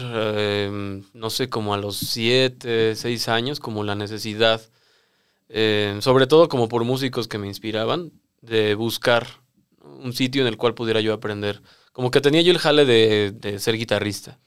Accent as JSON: {"language": "Spanish", "region": "Mexico City", "country": "Mexico", "said": "yo soy de la Ciudad de México, de esa parte sureña de la cual hablas"}